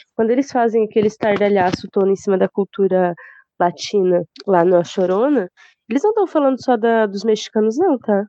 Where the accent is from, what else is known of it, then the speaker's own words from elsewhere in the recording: the South, southern Brazil, Brazil; a gente aqui em Sul, tenha pele clara e o olho claro